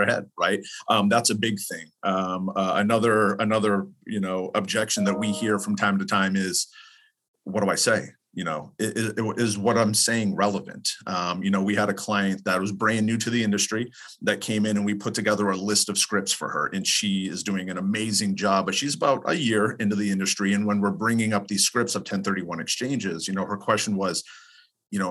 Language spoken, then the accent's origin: English; East Coast, United States; now in California, United States; I'm from the East Coast, live in California